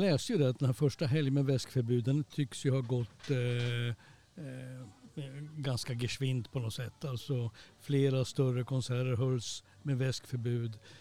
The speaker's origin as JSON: {"language": "Swedish", "country": "Sweden", "said": "som svensk"}